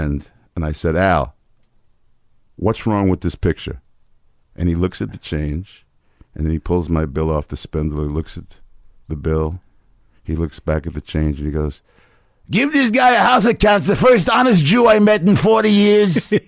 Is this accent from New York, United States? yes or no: yes; New York City, New York, United States; Washington Heights.